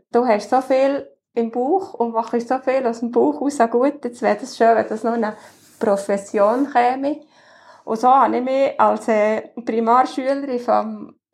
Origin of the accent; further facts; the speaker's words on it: Achseten, Bern, Switzerland; Ich bin im Axeten aufgewachsen, das ist zwischen Frutig Adelboden.